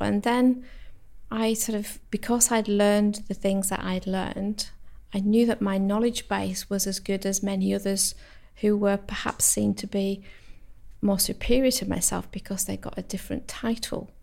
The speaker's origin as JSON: {"language": "English", "area": "the Lake District", "region": "North West England", "country": "United Kingdom", "moved": "yes", "said": "I'm from the Lake District originally"}